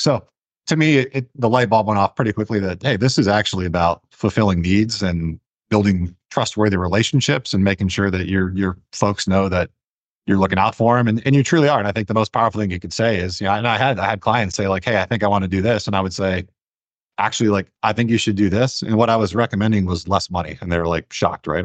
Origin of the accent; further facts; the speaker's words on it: Ohio, United States; moved away; I'm from Ohio, was looking at Ohio State